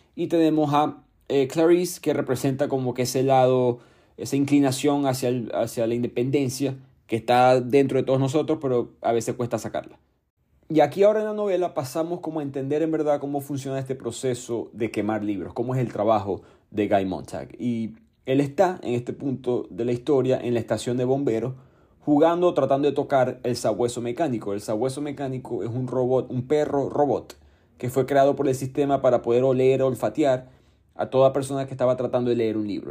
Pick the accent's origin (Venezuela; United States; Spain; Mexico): Venezuela; mi país, Venezuela